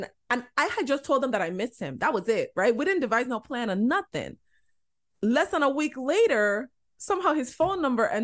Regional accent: LaGrange, United States; I grew up in LaGrange

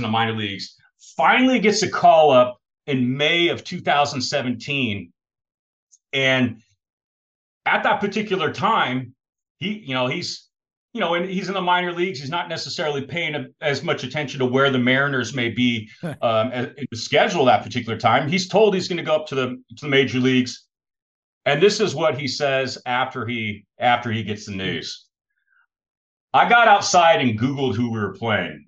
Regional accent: Australia; I grew up in Australia in the 1990s

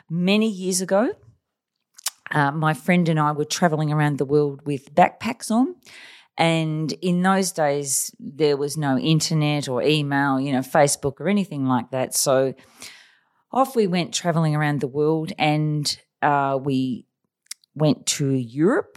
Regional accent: Australia; also born or lived in Taiwan / China; We're Australian.

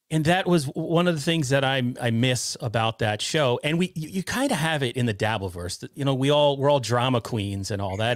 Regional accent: Westchester County, New York, United States; I'm from New York, right? I'm from Westchester County originally

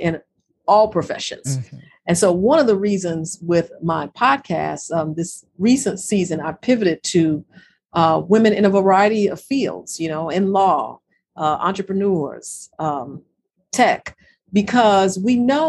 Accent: Chicago, Illinois, United States; as a Chicagoan

